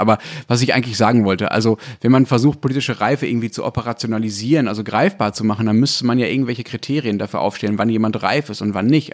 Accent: Germany; hier bei uns in Deutschland

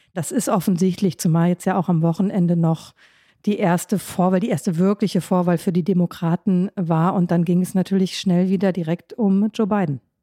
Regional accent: Germany; also born or lived in Washington; in meine Heimat, also zu meinen Eltern, das ist im Grunde ob ich fünf Stunden Auto fahre in Deutschland

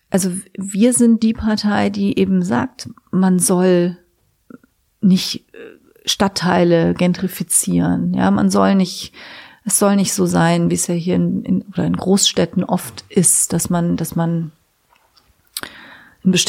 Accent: Trier, Rhineland-Palatinate, Germany; Ich komme ja aus Trier, ne?

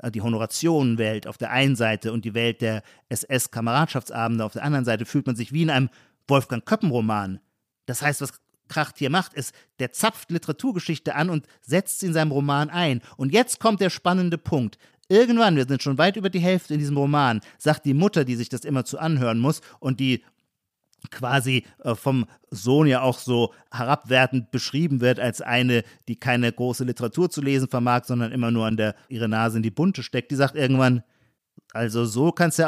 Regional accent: Heidelberg, Baden-Württemberg, Germany

